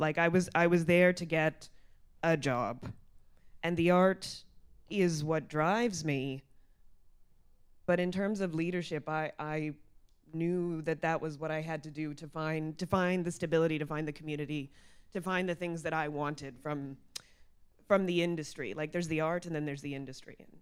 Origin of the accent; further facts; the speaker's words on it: Mississauga, Ontario, Canada; growing up in Mississauga